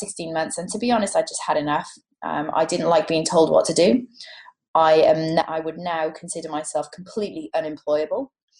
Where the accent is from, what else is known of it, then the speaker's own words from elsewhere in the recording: Cardiff, Wales, United Kingdom; accent: Welsh; moved away as an adult; also born or lived in Birmingham; now in Sydney, Australia; I'm a Cardiff girl, born and bred. And I went to university in Birmingham